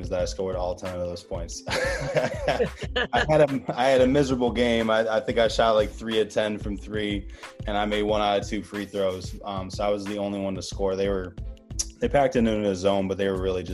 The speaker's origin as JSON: {"language": "English", "town": "Pittsford", "region": "New York", "country": "United States", "tie": "born or raised there", "said": "my hometown of Pittsford, New York, where I'm at right now"}